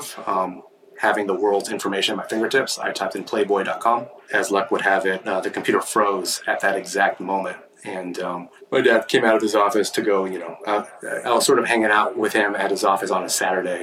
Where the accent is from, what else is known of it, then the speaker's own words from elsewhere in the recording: Milpitas, California, United States; now in San Francisco, United States; I grew up about 50 miles south of here, so in a town called Milpitas, which is sort of sandwiched in between San Jose and Mountain View